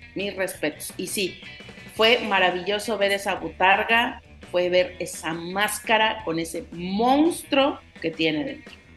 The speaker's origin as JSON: {"language": "Spanish", "country": "Mexico"}